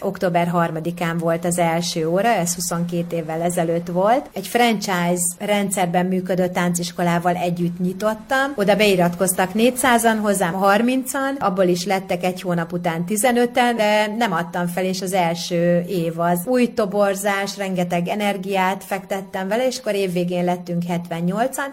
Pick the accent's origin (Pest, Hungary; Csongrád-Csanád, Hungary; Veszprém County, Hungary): Veszprém County, Hungary; Ajka; Én egyébként Ajkán születtem